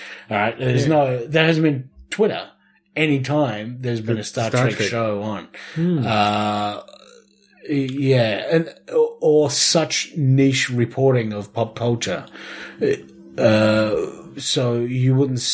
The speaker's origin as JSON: {"language": "English", "town": "Ballarat", "region": "Victoria", "country": "Australia", "tie": "born or raised there", "said": "my hometown of Ballarat"}